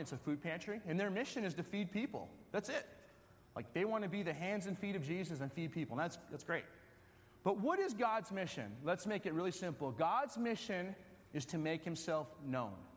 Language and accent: English; Wisconsin, United States; I'm from Wisconsin